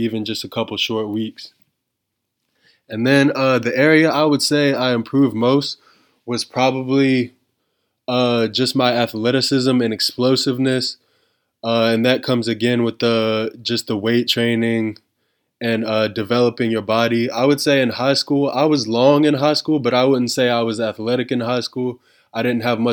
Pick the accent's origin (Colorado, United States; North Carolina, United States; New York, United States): North Carolina, United States; the Hornets just because that's my home state team